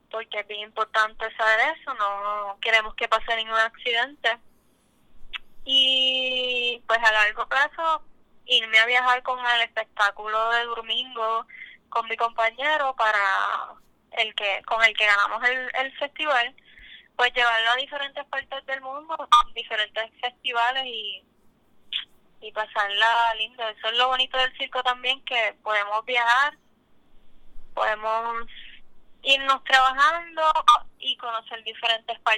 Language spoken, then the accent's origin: Spanish; Panama; now in Puerto Rico; desde que yo llegué de Panamá he estado explorando más acá en Puerto Rico pero haber estado en mi país